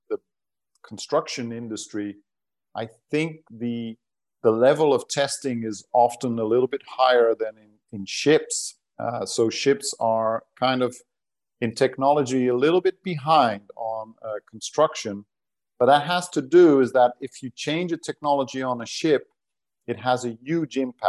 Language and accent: English; Portugal; first language Portuguese and Dutch; English is a second language; moved away; also born or lived in Netherlands; Been in the Netherlands, but growing up in Portugal. At the seaside